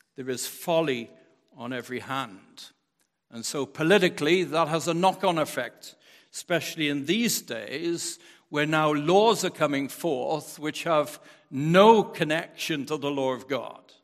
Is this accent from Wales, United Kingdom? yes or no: yes; Wales, United Kingdom; moved away as an adult; now in United States; growing up in Wales